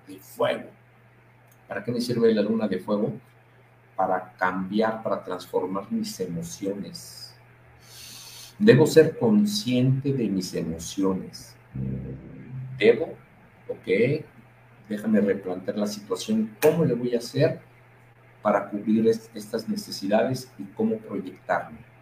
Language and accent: Spanish; Mexico; nosotros como mexicanos